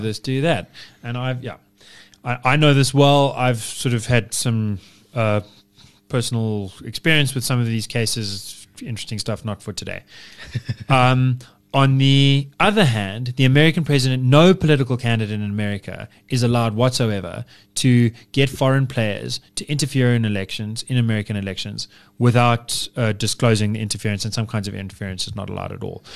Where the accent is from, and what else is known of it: United Kingdom